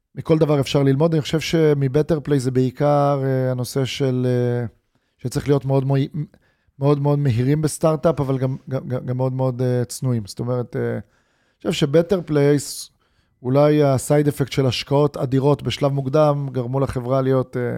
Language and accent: Hebrew; Israel